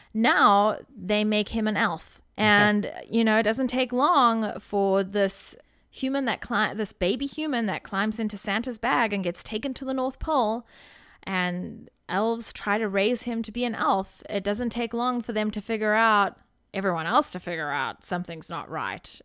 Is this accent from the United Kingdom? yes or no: no; South Africa; As a South African living in South Africa